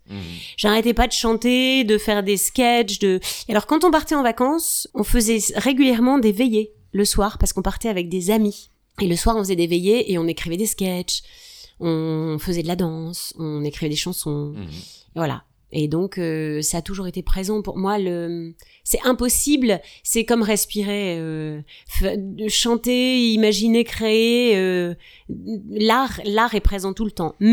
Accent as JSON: {"language": "French", "region": "Hauts-de-France", "country": "France", "said": "Je suis une ch'ti."}